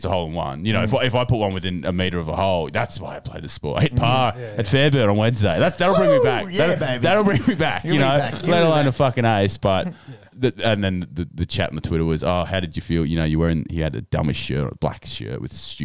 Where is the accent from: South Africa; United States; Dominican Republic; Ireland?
Ireland; As a proud Irishman here